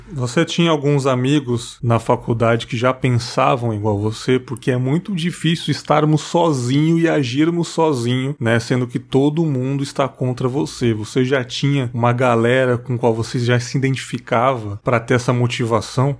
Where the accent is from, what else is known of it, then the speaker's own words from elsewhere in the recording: São Paulo, Brazil; moved away as an adult; also born or lived in Marataízes; now in Cachoeiro de Itapemirim, Brazil; Eu sou da zona leste de São Paulo, ali São Miguel Paulista, né, cara? Morei até os 18 anos ali